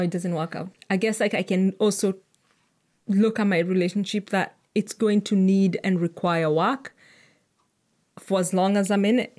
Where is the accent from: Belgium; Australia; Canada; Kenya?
Kenya; as a Kenyan